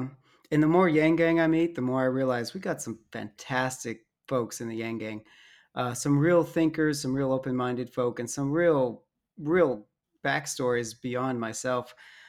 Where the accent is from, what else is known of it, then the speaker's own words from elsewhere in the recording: Dallas, Texas, United States; born there; also born or lived in Arizona / Alabama / Utah; Myself, I was born in Dallas, lived in Arizona for like a year, and then in Alabama for 12 years, and then Utah for a number of years.